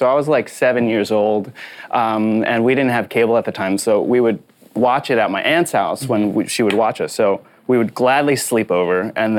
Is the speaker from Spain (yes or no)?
no; Philippines; And oh yeah, also I am Filipino.